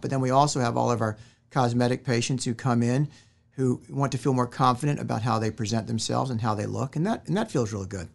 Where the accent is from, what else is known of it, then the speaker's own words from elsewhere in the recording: Richmond, Virginia, United States; moved away as an adult; now in Winston-Salem, United States; originally I am from Richmond, Virginia, and I came down to Winston-Salem in nineteen ninety-one after graduating from medical school